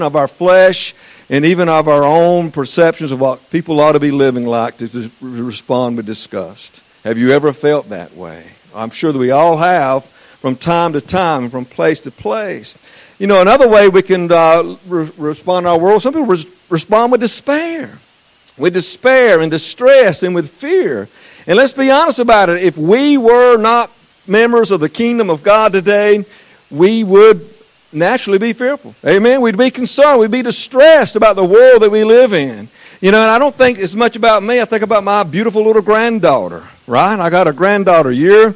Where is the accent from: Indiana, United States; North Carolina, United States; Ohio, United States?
North Carolina, United States; Eastern; accent: southern; I'm from Eastern North Carolina